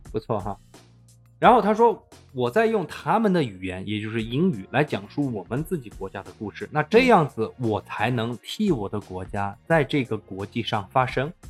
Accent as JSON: {"language": "Chinese", "country": "China", "said": "因为我是中国人"}